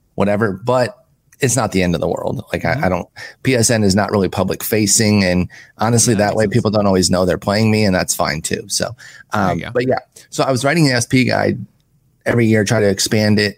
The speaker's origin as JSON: {"language": "English", "town": "Allen Park", "region": "Michigan", "country": "United States", "tie": "born or raised there", "also_born_or_lived": "Harlingen, Texas", "moved": "yes", "said": "Grew up in Allen Park, Michigan, which is actually on the map now because that's where the Lions train."}